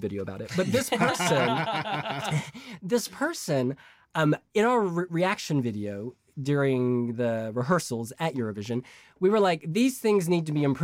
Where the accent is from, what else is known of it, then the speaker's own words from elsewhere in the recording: United States; moved away; I'm American.